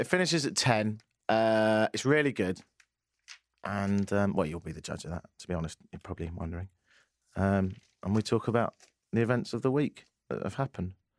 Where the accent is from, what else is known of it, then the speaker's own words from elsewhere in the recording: Brighton, South East England, United Kingdom; accent: English; moved away as an adult; also born or lived in Ottawa; now in Toronto, Canada; I'm from Brighton in the south of England. I've lived here for ten years.